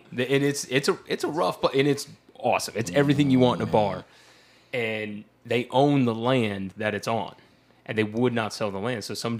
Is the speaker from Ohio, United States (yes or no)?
yes; Ohio, United States; now in Charlotte, United States; I'm from Ohio